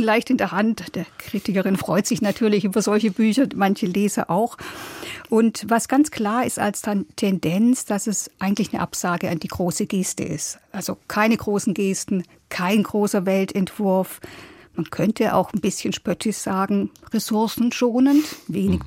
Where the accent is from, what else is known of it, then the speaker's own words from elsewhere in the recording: Germany; bei uns in Deutschland